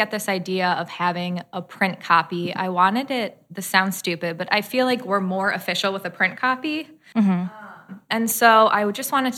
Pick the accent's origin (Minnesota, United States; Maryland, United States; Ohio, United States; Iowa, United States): Ohio, United States; Cleveland; accent: Cleveland; moved away as an adult; now in Columbus, United States; I'm originally from Cleveland, Ohio, actually. Mm-hmm. I moved here for law school.